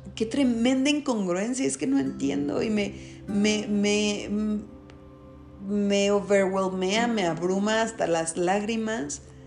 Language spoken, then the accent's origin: Spanish; Mexico; en nuestro país, en México, soy de México